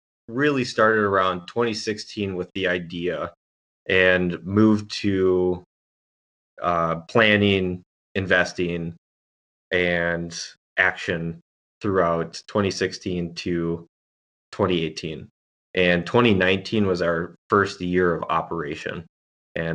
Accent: Minnesota, United States; also born or lived in California; I grew up in Minnesota, bounced all around the place in Minnesota.

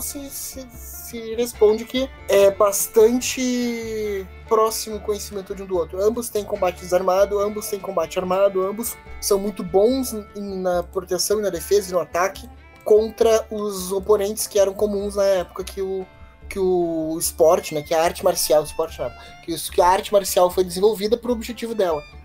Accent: Brazil; accent: Brazilian; o nosso sotaque brasileiro

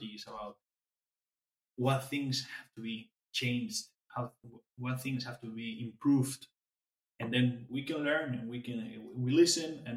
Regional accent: Alicante, Valencian Community, Spain; English is a second language; now in Netherlands; I'm from Spain, from Alicante, from the area where paella is made

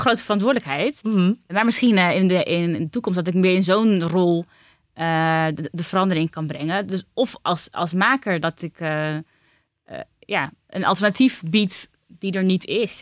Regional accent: Utrecht, Netherlands; Ik ben geboren en getogen Utrechter

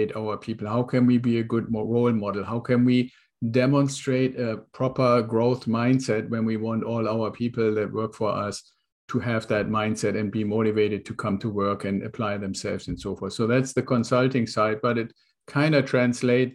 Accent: Germany; moved away as an adult; now in United States; I'm originally from Germany. I was in the Air Force, came over to the United States in an exchange program with the Air Force

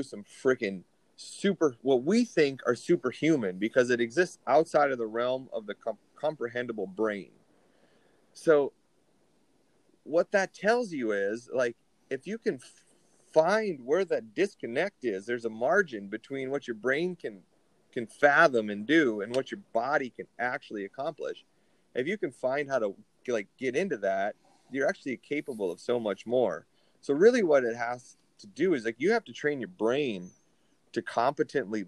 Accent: Minnesota, United States; my home state of Minnesota

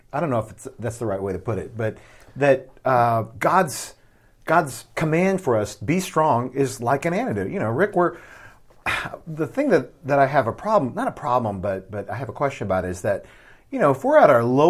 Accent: Midwest, United States; now in Southwest, United States; as a Midwesterner and now as a Southwesterner

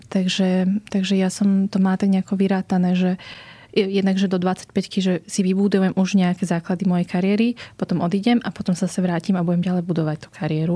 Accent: Slovakia; som vyrastala na Slovensku, ale predsa mám tie vietnamské korene

